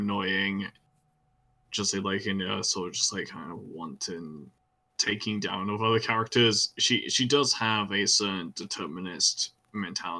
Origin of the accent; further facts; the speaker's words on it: Ireland; I'm Irish